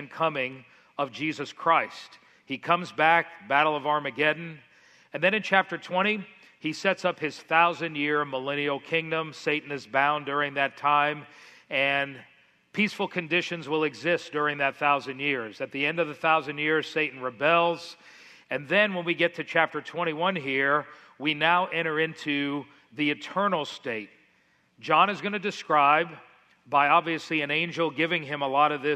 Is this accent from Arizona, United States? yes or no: no; Miami, Florida, United States; moved away; the house you see up on the screen is the one I grew up in South Florida in Miami, very, very tropical